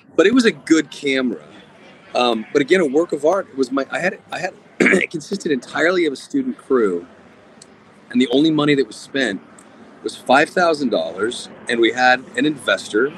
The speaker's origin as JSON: {"language": "English", "region": "Nevada", "country": "United States", "said": "I'm from Nevada"}